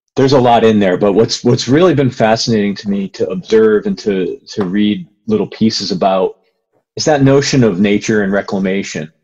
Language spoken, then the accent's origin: English; Connecticut, United States; when I was a kid, I grew up in Connecticut